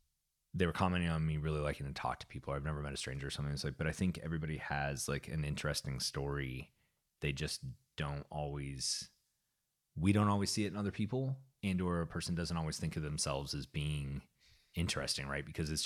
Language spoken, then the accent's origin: English; Canada; No, I can say that because I'm also Canadian.